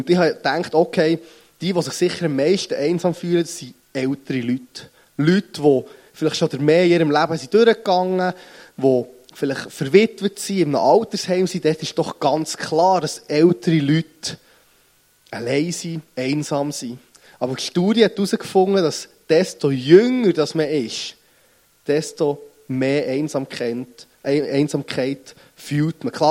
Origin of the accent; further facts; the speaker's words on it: Bern, Switzerland; accent: Bernese; Und ihr merkt es meinem Dialekt nach, ich bin nicht gut um den Weg aufgewachsen, sondern ich komme von Bern.